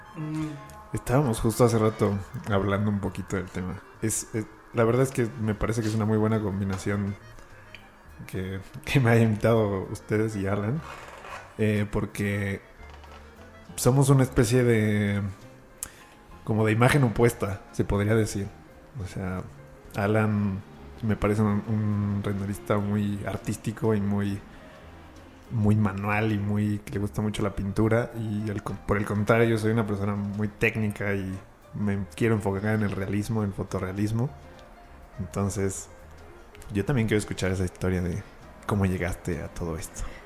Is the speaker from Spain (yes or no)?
no; Mexico City, Mexico; oriundo de aquí de la ciudad